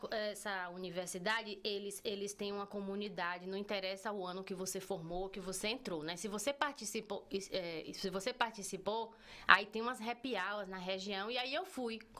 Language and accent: Portuguese; Northeast Region, Brazil; só tinha eu do Nordeste. E eu tava na minha, ninguém ouviu meu sotaque e eu continuei calado.